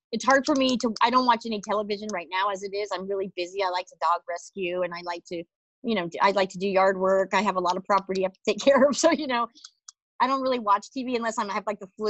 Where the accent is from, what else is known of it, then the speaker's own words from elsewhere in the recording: Kansas, United States; moved away; I'm from Kansas